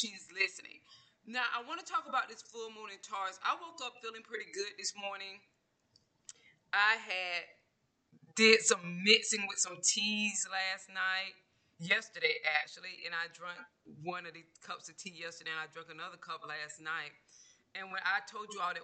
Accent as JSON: {"language": "English", "region": "Georgia", "country": "United States", "moved": "yes", "said": "I'm originally from Georgia"}